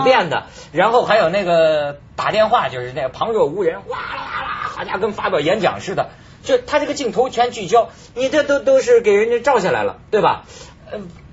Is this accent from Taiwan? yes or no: no; China; 我作为一个大陆人